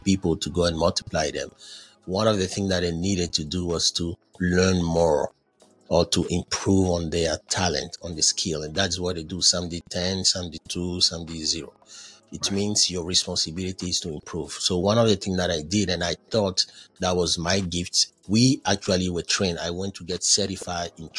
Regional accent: Côte d’Ivoire; accent: Frenchy; English is a second language; moved away as an adult; also born or lived in Ghana; I'm originally from Ivory Coast where we speak French. So you understand why my English is so Frenchy.

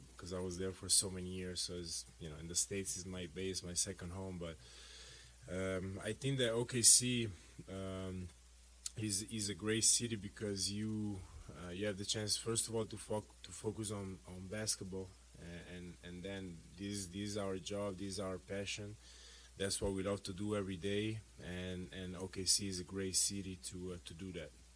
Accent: Italy; moved away; growing up in Italy uh, with that culture

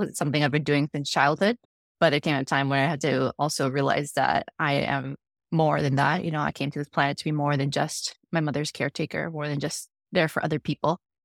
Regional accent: Dallas, Texas, United States; born or raised there; also born or lived in Chihuahua, Mexico

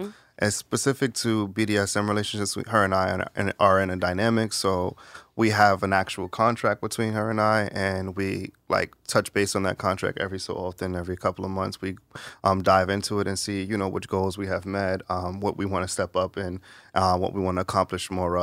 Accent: New York, United States; Where are you from originally? I'm from New York.

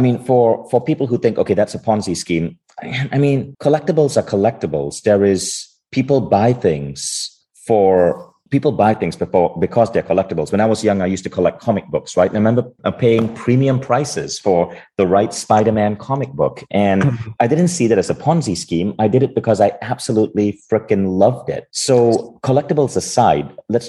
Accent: Malaysia; I grew up in Malaysia.

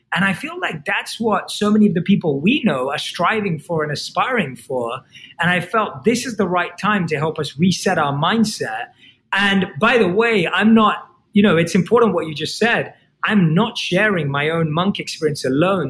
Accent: London, United Kingdom; I was born and raised in London, and I grew up like any other kid.

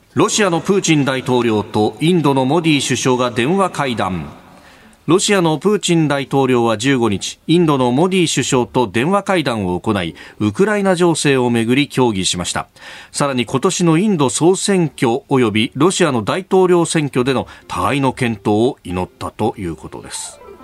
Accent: Yokosuka, Kanagawa, Japan; also born or lived in Yokohama; 横須賀生まれ横須賀育ち大学は横浜で過ごしました

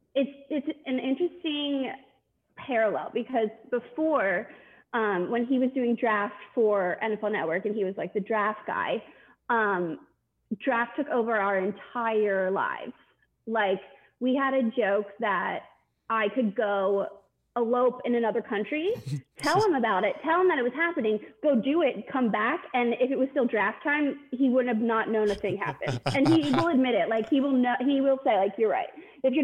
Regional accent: Philadelphia, Pennsylvania, United States; I grew up in Philly, so I knew... I was pretty, thoroughly indebted in the Philly fandom.

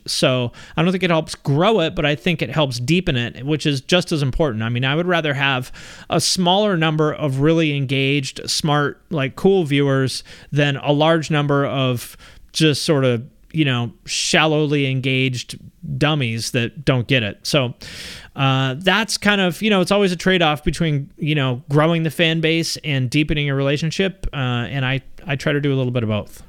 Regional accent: Seattle, Washington, United States; also born or lived in Cleveland; I grew up in the Seattle area

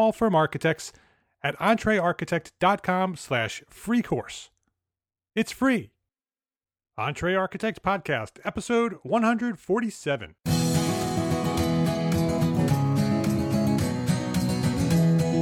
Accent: Paramus, New Jersey, United States; moved away; I'm a Jersey boy too. So I grew up in Paramus, New Jersey, and my parents are still there

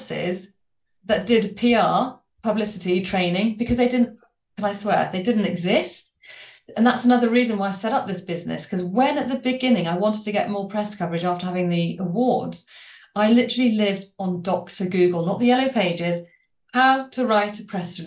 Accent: Worcester, West Midlands, United Kingdom; now in Colchester, United Kingdom; I live in Colchester, running my business from Colchester, and I'm from Worcester.

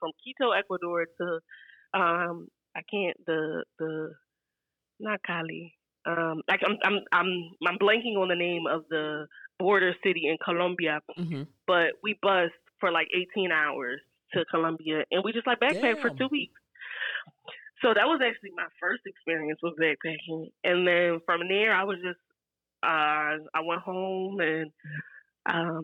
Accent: Philadelphia, Pennsylvania, United States; also born or lived in Murcia, Spain / Virginia; I'm from Philly, born and raised.

